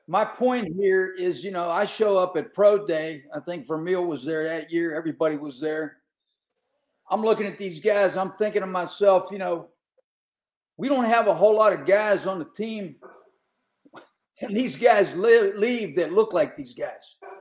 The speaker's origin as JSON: {"language": "English", "town": "Pittsburgh", "region": "Pennsylvania", "country": "United States", "tie": "born or raised there", "said": "growing up around Pittsburgh"}